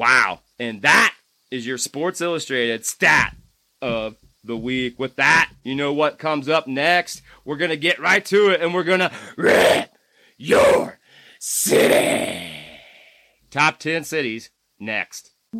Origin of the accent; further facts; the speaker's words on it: Charlestown, Indiana, United States; Number 7 is back to my home state, Charlestown, Indiana. Shout out to Charlestown.